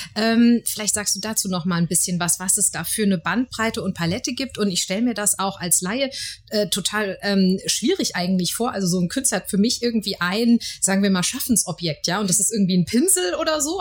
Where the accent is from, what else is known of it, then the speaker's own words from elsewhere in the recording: Frankfurt, Hesse, Germany; als Frankfurter ist man ja manchmal eben so hier in unserer schönen Stadt unterwegs